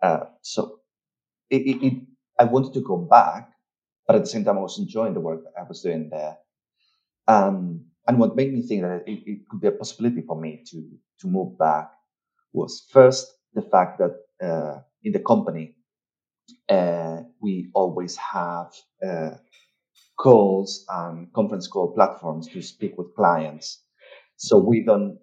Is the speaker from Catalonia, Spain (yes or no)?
no; Tenerife, Canary Islands, Spain; moved away as an adult; also born or lived in Madrid, Spain / United Kingdom; I'm from Spain, I'm from Tenerife. I left Tenerife in the year 2009 to go to Madrid to study